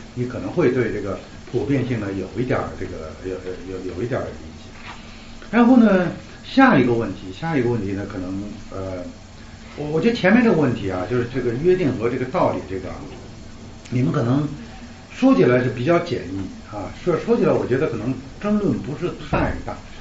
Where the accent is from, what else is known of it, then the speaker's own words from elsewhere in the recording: China; 我们中国人